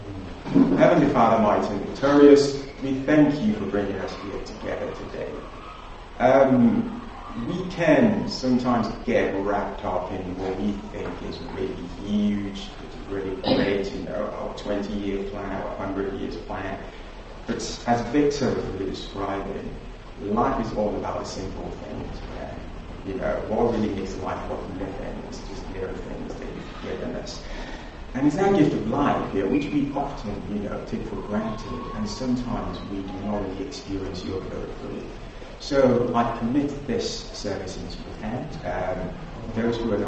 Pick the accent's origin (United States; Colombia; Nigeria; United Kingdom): Nigeria; as a young child growing up in Nigeria